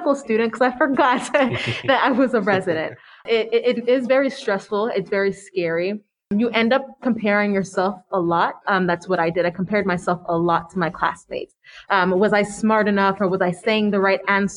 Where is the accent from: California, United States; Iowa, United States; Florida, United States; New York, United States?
Florida, United States; growing up in Florida and going to medical school in Florida, being Haitian